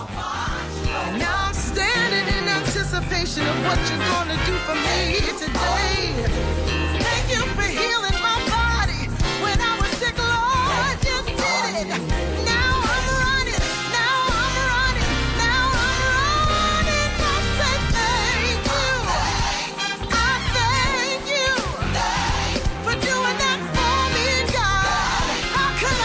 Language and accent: English; New York City, New York, United States; I was brought up in the Bronx